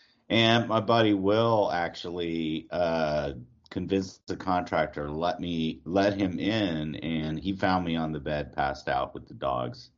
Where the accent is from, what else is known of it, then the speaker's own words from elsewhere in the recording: New Orleans, Louisiana, United States; accent: New York-like; also born or lived in Pineville, Louisiana / Atlanta, Georgia / Portland; now in Austin, United States; I was born and raised in New Orleans.